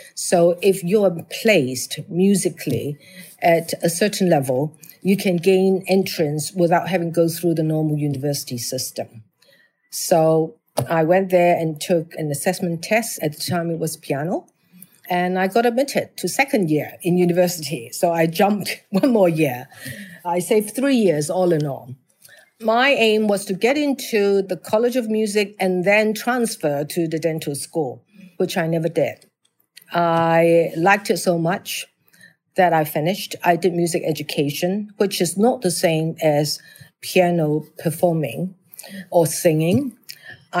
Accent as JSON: {"language": "English", "country": "Hong Kong", "tie": "born or raised there", "said": "I was born and bred in Hong Kong."}